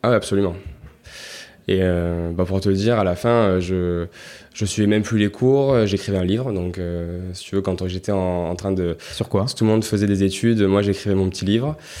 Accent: Marseille, Provence-Alpes-Côte d'Azur, France; je suis né à Marseille, euh, il y a 33 ans, parce que j'ai 33 ans aujourd'hui. J'ai grandi dans le 12e, euh, donc dans une petite maison euh, pavillonnaire, comme il y en a beaucoup dans le 12e à Marseille.

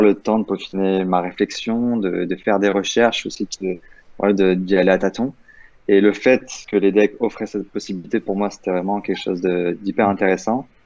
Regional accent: Nice, Provence-Alpes-Côte d'Azur, France; moi, je viens de, de Nice de base

